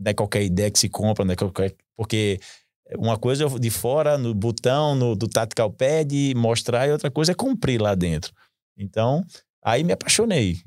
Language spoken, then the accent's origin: Portuguese; Natal, Rio Grande do Norte, Brazil; eu moro, eu sou de Natal